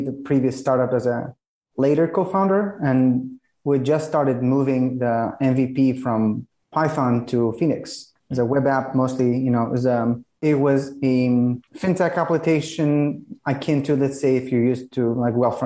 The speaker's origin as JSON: {"language": "English", "country": "Greece", "also_born_or_lived": "San Francisco, California", "moved": "yes", "lives_now": "Los Angeles, United States", "said": "I'm from Greece, but for the past few years, I'm not going to say how many, because it's been a while. I've been living in this, what I think is the second best place after Greece, which is California."}